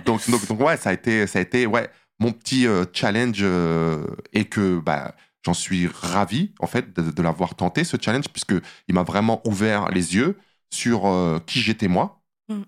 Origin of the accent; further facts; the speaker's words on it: Saint-Cyr-l'École, Île-de-France, France; moved away as an adult; now in Los Angeles, United States; je viens d'une petite cité HLM en banlieue parisienne, dans les Yvelines, Saint-Cyr-l'École, où j'ai grandi